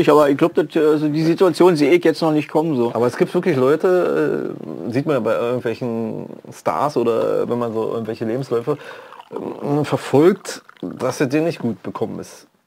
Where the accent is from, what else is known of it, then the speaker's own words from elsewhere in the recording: Frankfurt, Brandenburg, Germany; also born or lived in Berlin; Aber du bist eigentlich hier aus der Gegend, ne? Nee, ich bin aus Frankfurt-Oder.